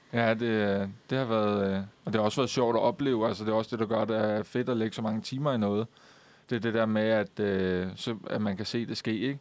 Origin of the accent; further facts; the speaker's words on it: Køge, Zealand, Denmark; jeg kommer fra Køge